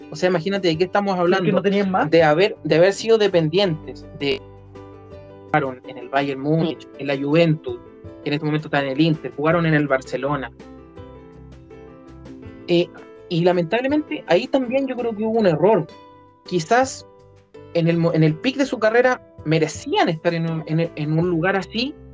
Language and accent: Spanish; Chile; Pero fíjate que como chilenos pusimos toda nuestra fe en un jugador que es mitad inglés, mitad chileno